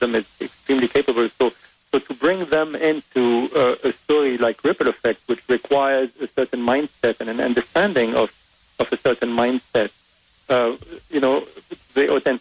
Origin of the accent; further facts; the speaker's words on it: Beirut, Beirut Governorate, Lebanon; English is a second language; moved away as an adult; also born or lived in France / New York; now in Los Angeles, United States; I was born in Lebanon, in Beirut. My father is French. My mother is Lebanese. I grew up privileged in Lebanon